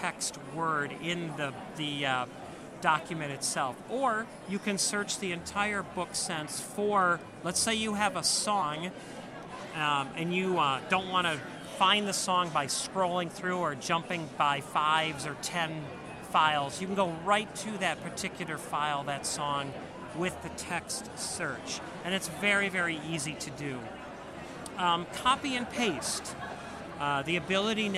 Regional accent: Wisconsin, United States; I'm from Wisconsin

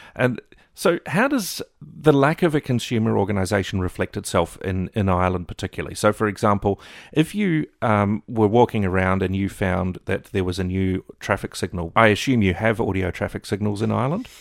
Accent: New Zealand; moved away as an adult; now in Melbourne, Australia; I grew up in New Zealand

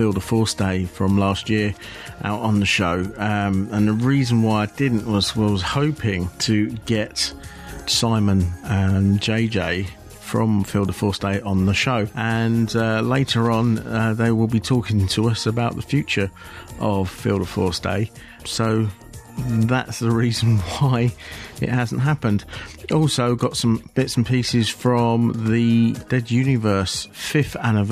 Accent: Aylesbury, South East England, United Kingdom; moved away; Aylesbury, my hometown

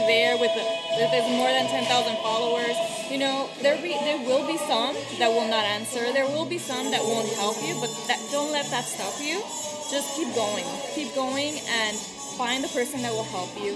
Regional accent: Mexico; moved away; I was born in Mexico

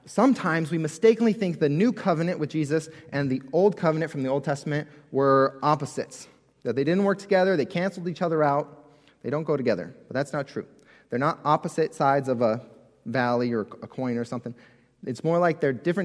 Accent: California, United States; as a kid, I grew up in California. Growing up in California, we had earthquake drills all the time at school

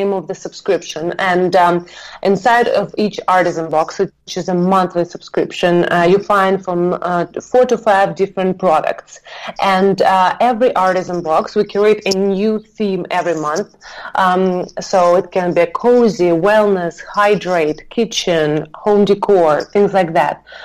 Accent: Moscow, Russia; moved away; I'm originally from Moscow, Russia

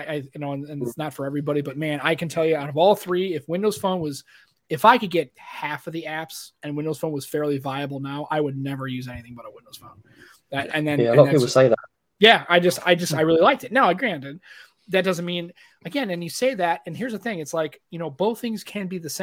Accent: United States; I was born here in the United States

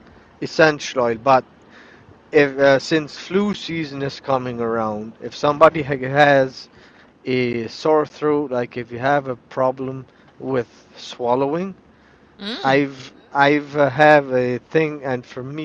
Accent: Canada; I'm from Canada

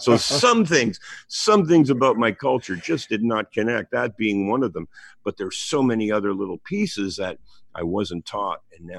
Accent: Hamilton, Ontario, Canada; I grew up on the East Mountain of Hamilton, Ontario

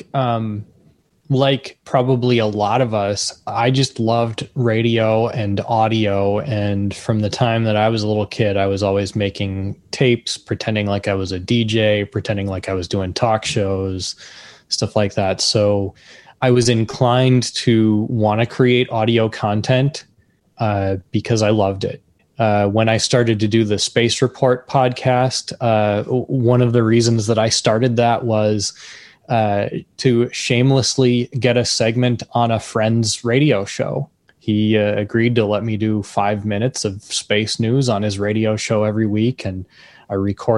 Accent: Minneapolis, Minnesota, United States; I am from Minneapolis, Minnesota

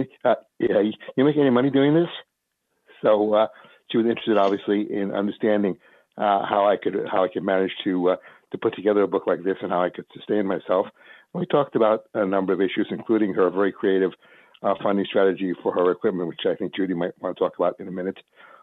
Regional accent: East Coast, United States; I came from the East Coast and had all my friends and connections there

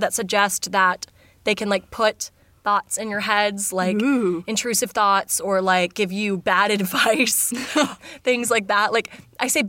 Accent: United States; I'm an American

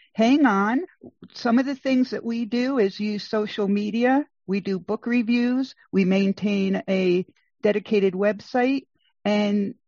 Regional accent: Rhode Island, United States; I grew up in Rhode Island

